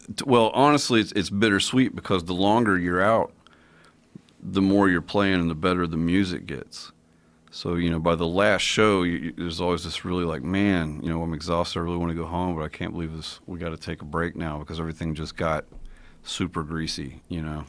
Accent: Kentucky, United States; I'm from Kentucky

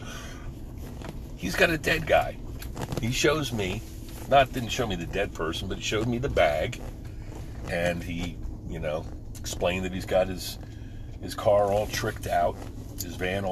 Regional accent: New Jersey, United States; moved away; I'm from Jersey.

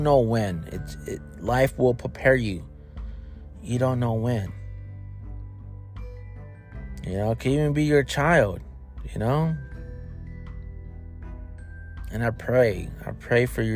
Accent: Racine, Wisconsin, United States; moved away; growing up in Racine, in Wisconsin

